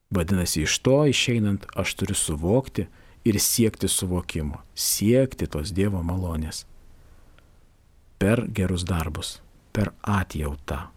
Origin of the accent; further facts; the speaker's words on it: Lithuania; Mes lietuviai mes šiek tiek esam besidžiaugiantis kaimyno nelaimę.